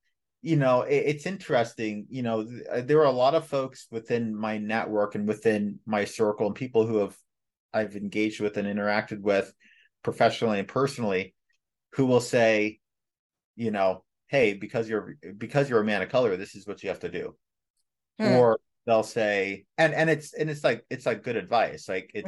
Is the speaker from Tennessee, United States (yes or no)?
no; Los Angeles, California, United States; being born and raised in Los Angeles in the late 80s and 90s, living in a Black community, living through the Los Angeles riots